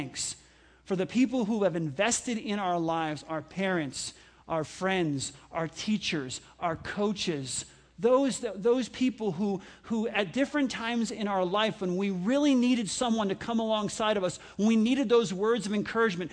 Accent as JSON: {"language": "English", "region": "New York", "country": "United States", "tie": "born or raised there", "said": "I grew up in New York"}